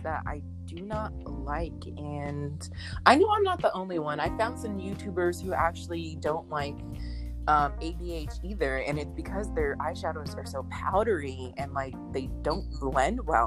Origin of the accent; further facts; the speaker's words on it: United States; being in America, being an American